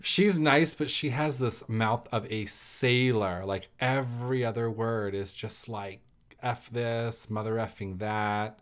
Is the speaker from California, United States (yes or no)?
yes; California, United States; now in Arizona, United States; I'm originally from California